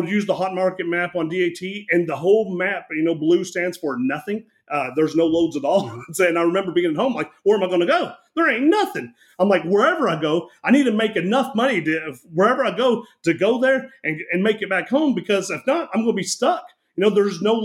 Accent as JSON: {"language": "English", "region": "Kentucky", "country": "United States", "tie": "born or raised there", "said": "I grew up here in Kentucky"}